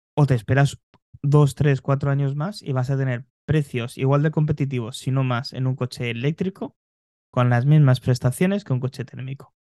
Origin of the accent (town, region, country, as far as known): Spain